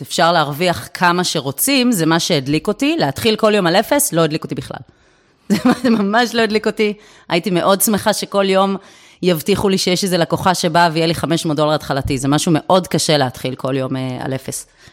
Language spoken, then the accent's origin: Hebrew; Herzliya, Tel Aviv District, Israel; born or raised there